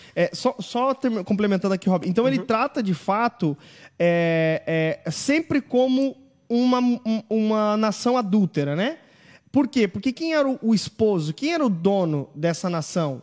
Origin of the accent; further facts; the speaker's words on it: town that split off from Criciúma, south of Santa Catarina, Brazil; Minha cidade emancipou de Criciúma. Eu nasci em Sara, galera do sul do estado